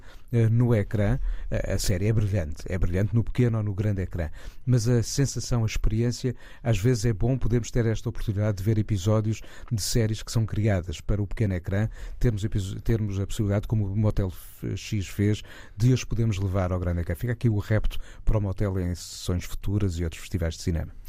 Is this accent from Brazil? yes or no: no; Portugal; da nossa identidade como portugueses